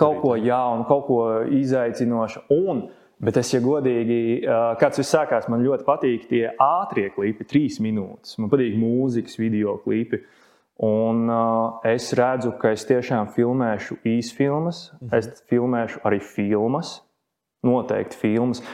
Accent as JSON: {"language": "Latvian", "country": "Latvia", "said": "Es esmu latvietis"}